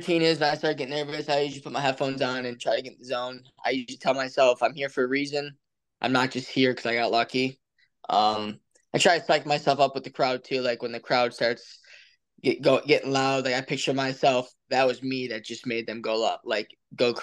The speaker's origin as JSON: {"language": "English", "town": "Honeoye Falls", "region": "New York", "country": "United States", "tie": "born or raised there", "moved": "as an adult", "lives_now": "Lock Haven, United States", "said": "my hometown"}